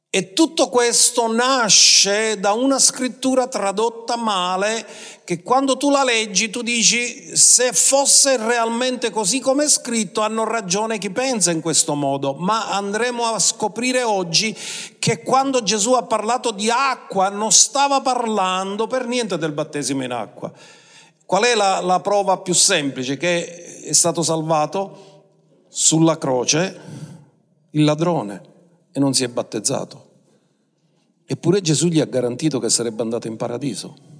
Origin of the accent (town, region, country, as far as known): Sicily, Italy